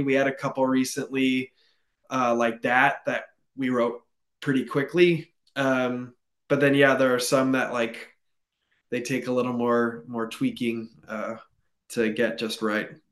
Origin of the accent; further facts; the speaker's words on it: California, United States; now in Portland, United States; I grew up in California